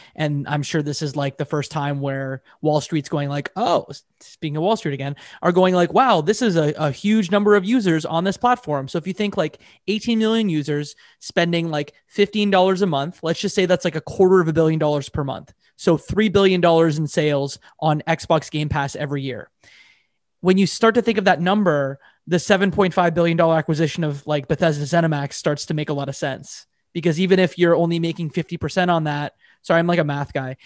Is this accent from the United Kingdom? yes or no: no; Canada; I'm a Canadian